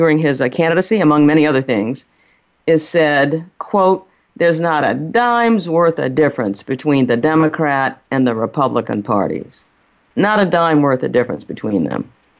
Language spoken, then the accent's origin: English; New Orleans, Louisiana, United States; we're from New Orleans